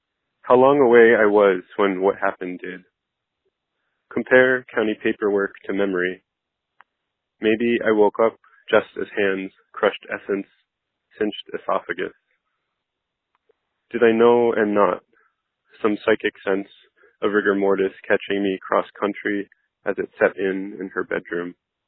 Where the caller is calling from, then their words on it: Philadelphia, Pennsylvania, United States; I'm calling from Philadelphia, Pennsylvania